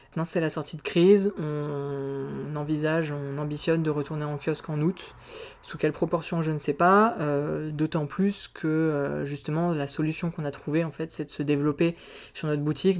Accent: Auvergne-Rhône-Alpes, France; moved away as an adult; now in Aix-en-Provence, France; je viens d'Auvergne, je suis né en Auvergne

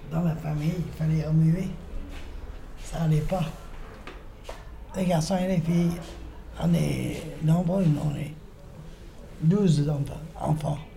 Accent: Saint-Étienne, Auvergne-Rhône-Alpes, France; Et voilà, alors moi je suis Stéphanoise de nouveau.

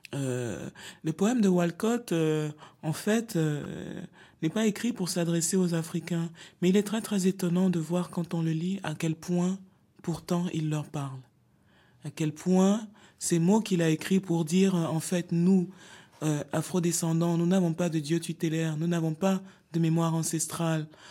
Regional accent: Cameroon; je viens d'un pays dont les langues officielles sont le français et l'anglais. Le Cameroun est un pays bilingue

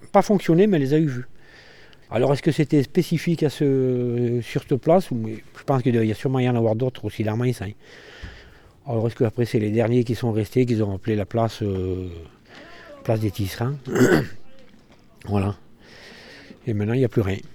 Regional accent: France; Je suis né à Mainz en 1960, à la maternité qu'il y avait à Mainz qui a dû fermer dans les années 62, par là à peu près. Voilà. Et après, j'ai toujours euh, bah, vécu à Mainz et habité sur la place des Tisserands

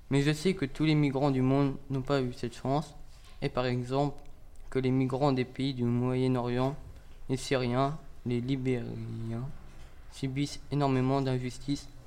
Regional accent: Mariupol, Donetsk Oblast, Ukraine; now in Lublin, Poland; Je viens de Mariupol. C'est une... C'est une ville située au sud de l'Ukraine.

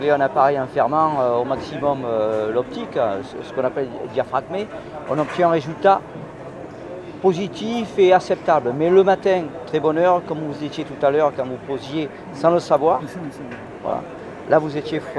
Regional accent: Paris, Île-de-France, France; also born or lived in Marseille; je suis né à Paris, j'ai vécu à Paris, j'ai vécu à Marseille, puis j'ai vécu ailleurs à l'étranger.

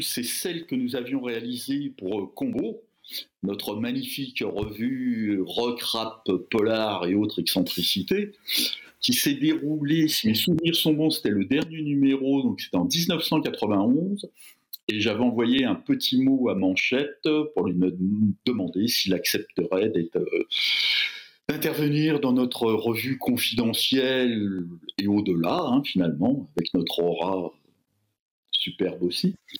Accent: Fontenay-sous-Bois, Île-de-France, France; la ZUP de mon enfance à Fontenay-sous-Bois

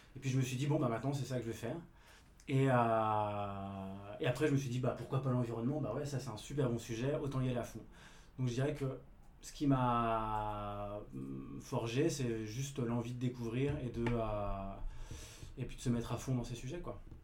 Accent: Rennes, Brittany, France; je suis citadin, je ne suis, pas, je suis pas parisien non plus, je suis rennais

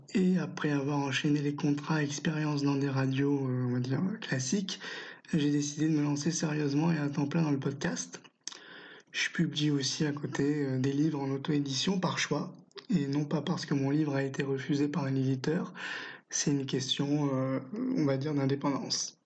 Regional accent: France; chez nous en France

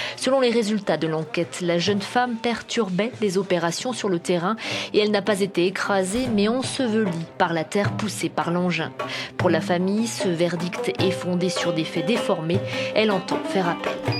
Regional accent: France; je suis euh, française

